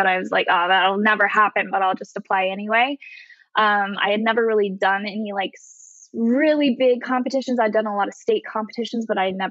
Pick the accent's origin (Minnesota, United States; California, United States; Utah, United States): Utah, United States; moved away as an adult; I grew up in Utah and I lived there until I graduated high school.